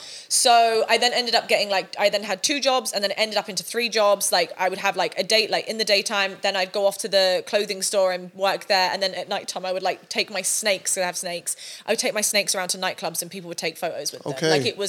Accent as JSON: {"language": "English", "town": "Sunningdale", "region": "South East England", "country": "United Kingdom", "tie": "born or raised there", "said": "I grew up in a really, really small village called Sunningdale. Really nice area actually, mm-hmm. But still on a council estate."}